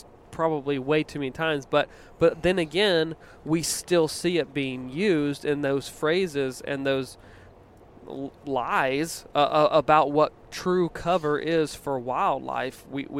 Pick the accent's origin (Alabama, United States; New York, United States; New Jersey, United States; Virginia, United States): Virginia, United States; Growing up in Virginia, you know, we would get a lot of weather patterns that came up from the south, and we were 2 hours off the coast